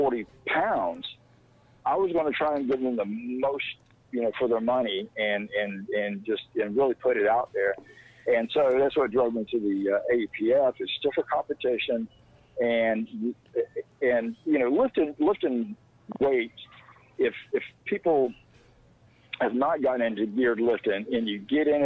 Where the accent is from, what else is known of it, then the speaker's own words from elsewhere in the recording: Jacksonville, Florida, United States; I'm from Jacksonville, Florida